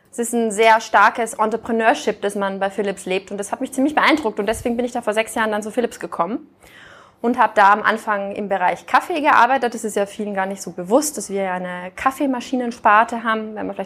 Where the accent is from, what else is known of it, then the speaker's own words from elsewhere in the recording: Austria; moved away as an adult; also born or lived in France / Canada; now in Germany; ich bin jetzt keine gebürtige Norddeutsche, sondern ich kam aus Österreich. Ähm, bin da aufgewachsen, habe da studiert auf der WU